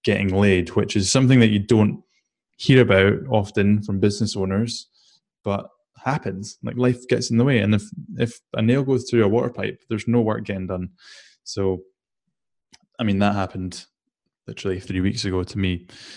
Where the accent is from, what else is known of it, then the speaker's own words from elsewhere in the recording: Shetland Islands, Scotland, United Kingdom; I grew up in the Shetland Islands, which is as far north as you can go in the UK